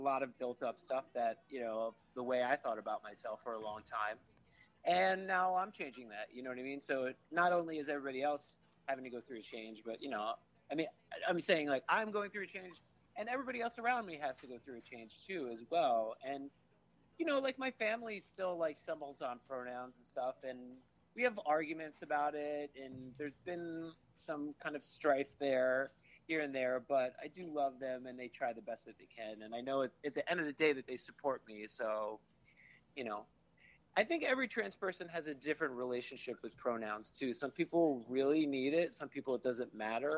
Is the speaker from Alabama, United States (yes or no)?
no; New Jersey, United States; I'm from Jersey